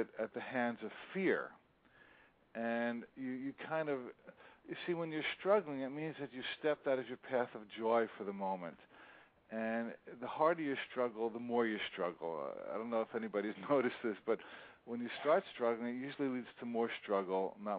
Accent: New Jersey, United States; moved away; also born or lived in Hawaii; See, I grew up in New Jersey

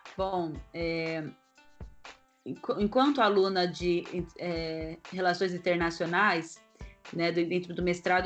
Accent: Brazil; moved away; eu sou brasileira

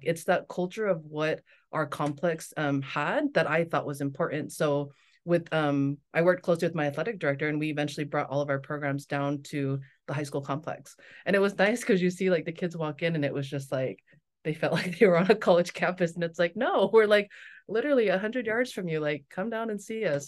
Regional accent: Las Vegas, Nevada, United States; moved away as an adult; also born or lived in Torrance, California / Provo, Utah / North Shore, Oahu, Hawaii; now in Maui, United States; I grew up in Vegas

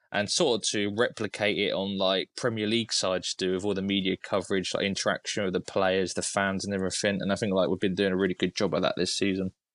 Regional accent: Cambridge, East of England, United Kingdom; I'm actually from Cambridge, so I'm about an hour away

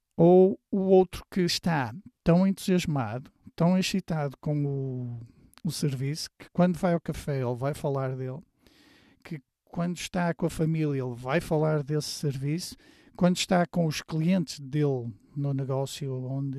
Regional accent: Porto, Norte, Portugal; moved away as an adult; ao fim de semana voltava para a minha terra, que é a cidade do Porto

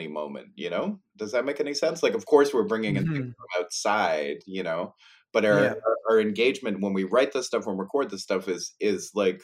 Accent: Toronto, Ontario, Canada; moved away as an adult; now in Montreal, Canada; I grew up in Toronto and I moved here in 1991

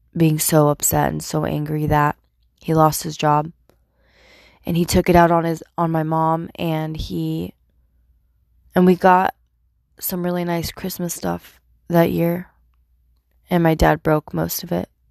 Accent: Turlock, California, United States; I was born at Emmanuel Hospital in Turlock, California

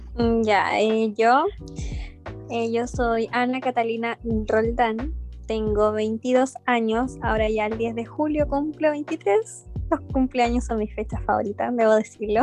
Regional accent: Nogales, Valparaíso, Chile; also born or lived in La Calera; yo soy de Nogales, bueno, en ese entonces La Calera

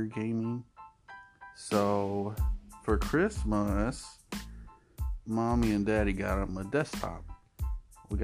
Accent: South Texas, United States; moved away as an adult; now in North Texas, United States; We are in North Texas, but I am from South Texas

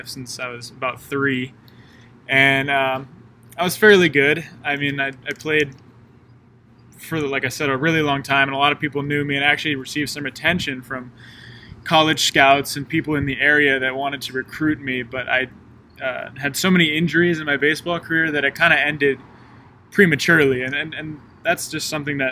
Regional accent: Monterey, California, United States; moved away as an adult; now in Columbia, United States; I'm from Monterey, California

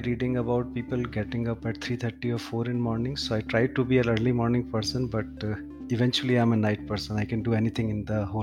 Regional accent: Jaipur, Rajasthan, India; now in Gurgaon, India; I'm in my hometown, Jaipur.

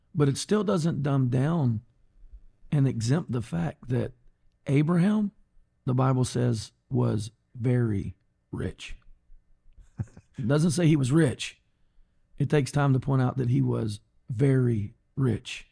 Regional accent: Golden Triangle, Texas, United States; Born and raised in the Golden Triangle

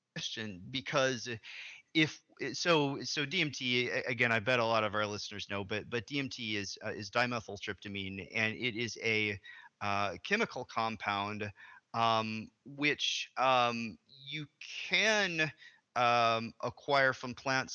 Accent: Arkansas, United States; moved away; I'm from originally from Arkansas, which is a southern state

